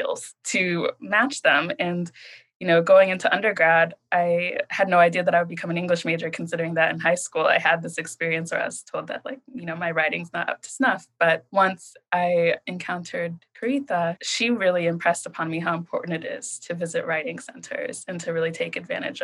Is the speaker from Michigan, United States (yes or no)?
no; Columbus, Ohio, United States; moved away as an adult; also born or lived in Chicago, Illinois; now in New Haven, United States; I was born in Chicago and I grew up in Columbus, Ohio